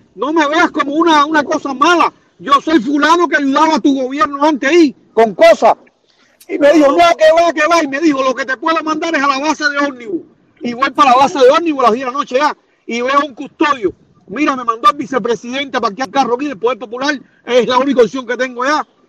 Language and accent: Spanish; Cuba; moved away; fui, caballero, al poder popular de mi, de mi pueblo, donde yo era un almacenero